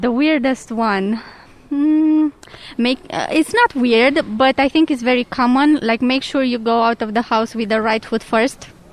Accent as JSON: {"language": "English", "country": "Romania", "said": "We come from Romania"}